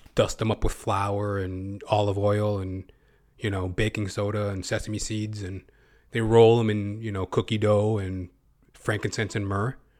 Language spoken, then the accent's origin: English; Canada; as a Canadian, as a Canuck